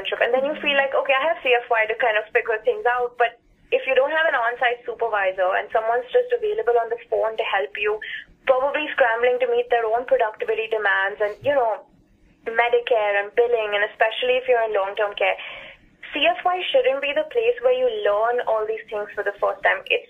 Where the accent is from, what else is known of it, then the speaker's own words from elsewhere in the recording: India; moved away as an adult; also born or lived in Dallas, Texas; I came from India